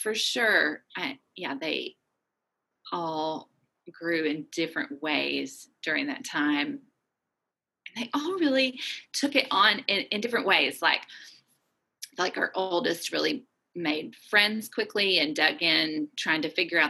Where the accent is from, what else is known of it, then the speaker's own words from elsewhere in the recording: Little Rock, Arkansas, United States; moved away as an adult; also born or lived in Chicago, United States / Seattle, United States / Aberdeen, Scotland / Germany; now in Rock Island, United States; I'm originally from Little Rock, Arkansas